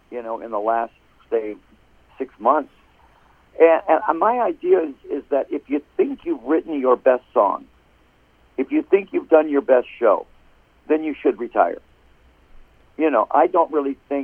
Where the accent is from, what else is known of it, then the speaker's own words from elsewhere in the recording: Detroit, Michigan, United States; now in Phoenix, United States; I'm from Detroit